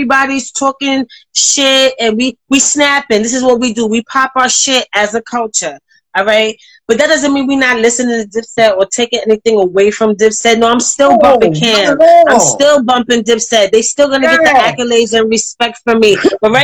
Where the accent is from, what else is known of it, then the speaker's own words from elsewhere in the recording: New York City, New York, United States; I'm from Harlem